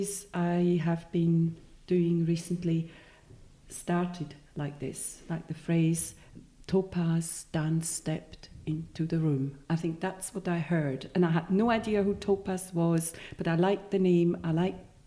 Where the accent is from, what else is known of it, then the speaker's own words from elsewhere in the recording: Switzerland; first language Swiss German; English is a second language; moved away; also born or lived in Edinburgh; I have an accent and English is not my native tongue. Swiss German, I speak Swiss German.